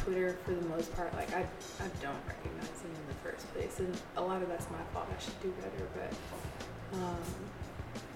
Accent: Atlanta, Georgia, United States; I'm from Atlanta

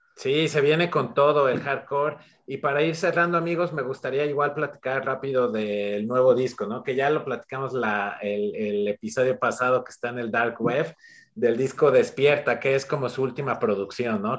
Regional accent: Mexico; como mexicano

